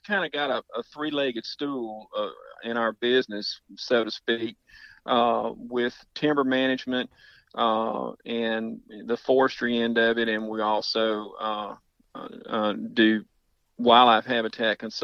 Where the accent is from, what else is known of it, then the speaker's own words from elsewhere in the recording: Houston, Texas, United States; moved away as an adult; also born or lived in Urania, Louisiana; now in Louisiana, United States; I was born and raised in Houston